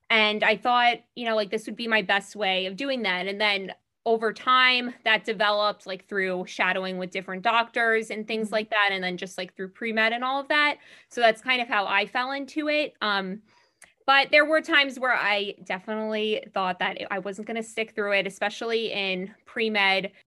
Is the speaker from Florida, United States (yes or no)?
no; Long Island, New York, United States; I'm from Long Island. I am in first year IM resident.